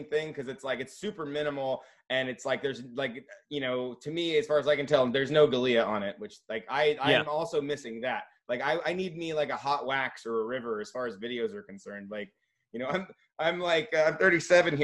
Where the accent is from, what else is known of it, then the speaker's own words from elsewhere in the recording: California, United States; I'm from California